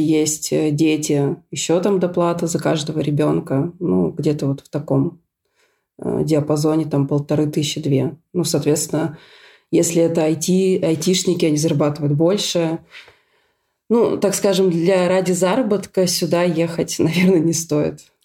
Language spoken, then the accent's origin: Russian; Syktyvkar, Komi Republic, Russia; moved away as an adult; also born or lived in Moscow; now in Ljubljana, Slovenia; Я из Сыктывкара, э, столице республики Коми